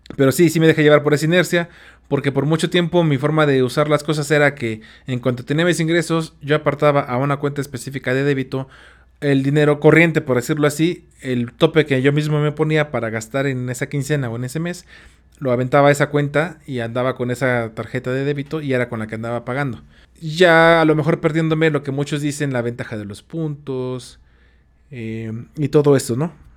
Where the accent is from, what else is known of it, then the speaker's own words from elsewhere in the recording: Tula, Hidalgo, Mexico; Yo soy de Tula Hidalgo